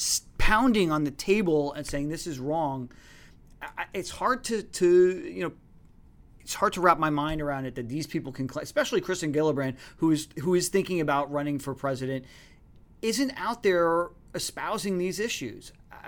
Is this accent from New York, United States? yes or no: yes; New York, United States; as a New Yorker and as a foodie